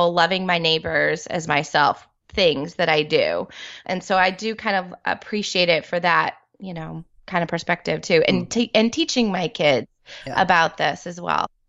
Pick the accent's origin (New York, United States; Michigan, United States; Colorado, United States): New York, United States; now in Texas, United States; I grew up in New York